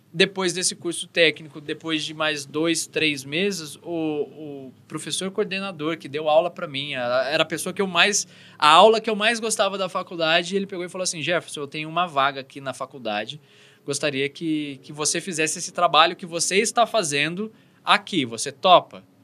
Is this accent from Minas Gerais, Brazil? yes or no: no; São Paulo, Brazil; eu sou de São Paulo